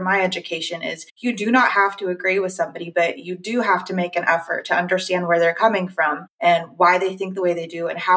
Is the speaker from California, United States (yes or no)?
yes; Southern California, United States; I grew up in Southern California